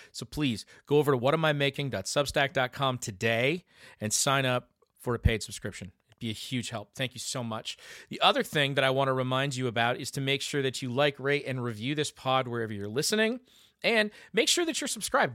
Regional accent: Michigan, United States; my home state of Michigan

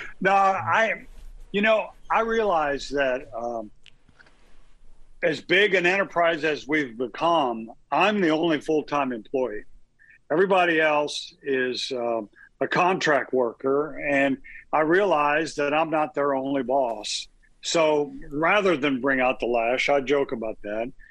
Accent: Southern Illinois, United States; I'm from Illinois, so that was always the place you wanted to be if you were a little Southern Illinois boy like me.

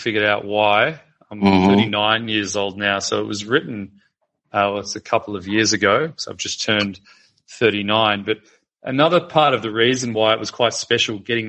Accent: Melbourne, Victoria, Australia; I'm from Melbourne in Australia

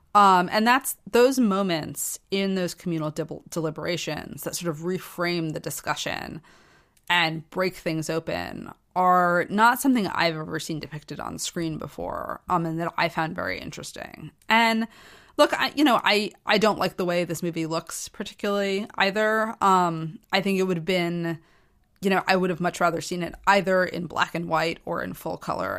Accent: United States; I grew up in American society

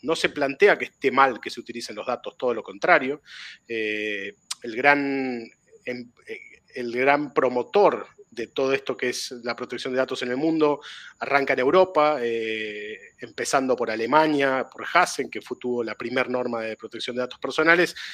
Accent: Argentina

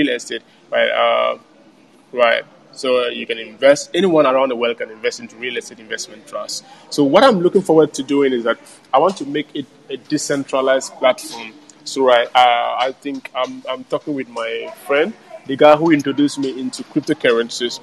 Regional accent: Ghana; also born or lived in Montreal, Quebec, Canada; I come from Ghana

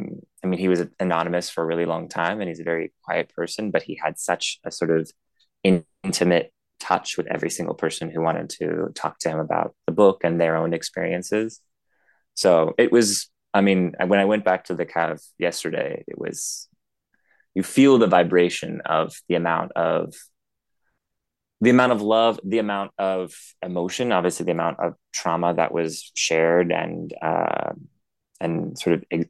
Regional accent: New Zealand; moved away as an adult; also born or lived in United States / France; now in Paris, France; I was born in the United States. I grew up a good amount of my adolescence in my teenage years in New Zealand, Aotearoa, but then lived in the United States for another 10 years and then have been in France for 4 years.

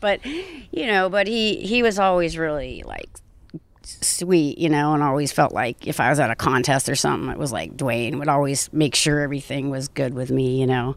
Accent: Orange County, California, United States; I grew up in Orange County

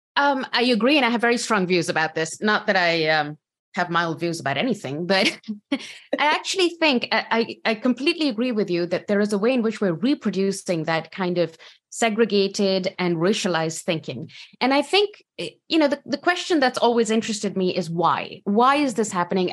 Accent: Pakistan; moved away as an adult; now in United States; I come from Pakistan, so I've put in a box as a woman, as a Pakistani woman

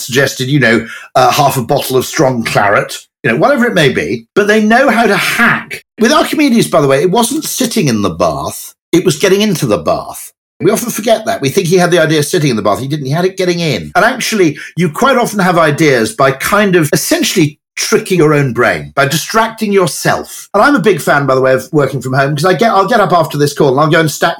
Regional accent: Welsh, Wales, United Kingdom; I'm Welsh.

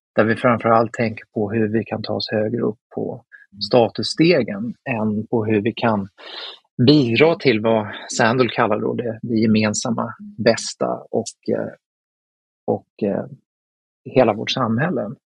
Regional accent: Sweden

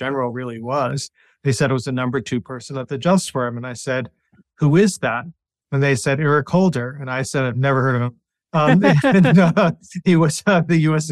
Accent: Chicago, Illinois, United States; moved away as an adult; I was born in Chicago and spent the first 17 years of my life there until I went to Dartmouth College

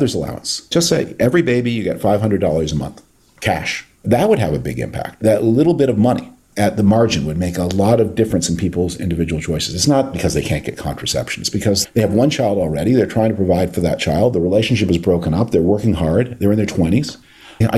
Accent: Canada; moved away; my native Canada

